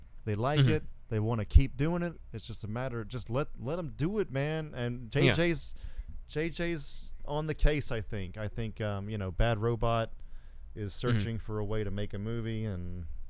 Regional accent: United States; also born or lived in Georgia; growing up in Alabama and Georgia

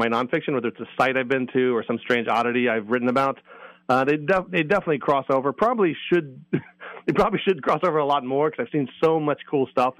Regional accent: Maryland, United States; moved away as an adult; also born or lived in Virginia; now in New England, United States; from my home state. Well, from Virginia, but I'm from Maryland. So I was from the Mid-Atlantic.

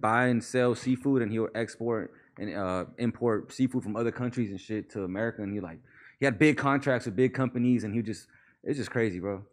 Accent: Palmdale, California, United States; also born or lived in Mission Hills, California / Pacoima, California / Panorama City, California; I remember moving to Palmdale when I was like six, bro, five or six. I really grew up in Palmdale

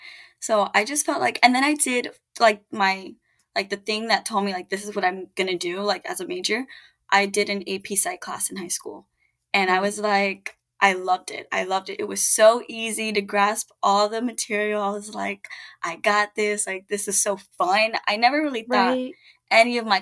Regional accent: Miami, Florida, United States; I grew up in Miami

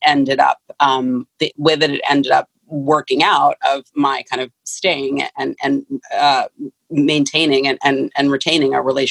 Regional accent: San Francisco, California, United States; I grew up in San Francisco. I was born and raised in San Francisco County

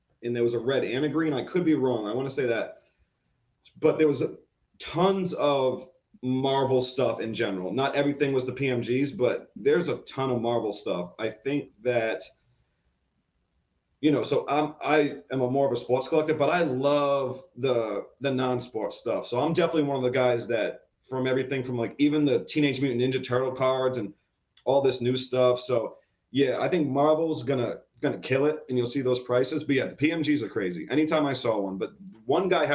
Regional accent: Providence, Rhode Island, United States; I'm from New England, Providence, Rhode Island

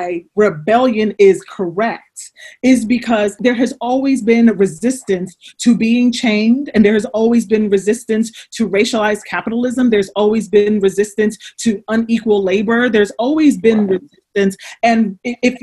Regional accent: Trenton, New Jersey, United States; I'm from Trenton.

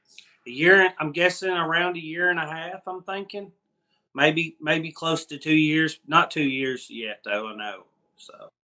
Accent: Scottsville, Kentucky, United States; Scottsville, Kentucky.

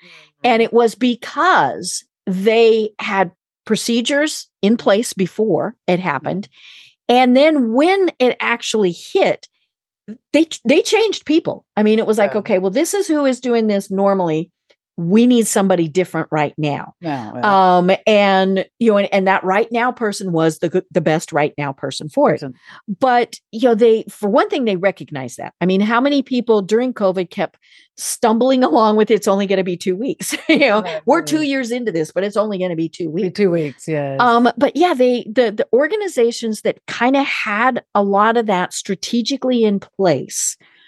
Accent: Colorado, United States; I'm from Colorado.

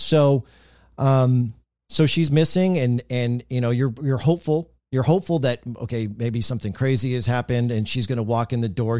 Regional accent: Marysville, Kansas, United States; moved away; my hometown is Marysville, Kansas

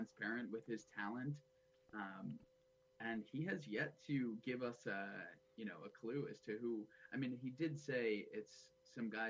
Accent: Long Island, New York, United States; I'm from Long Island originally

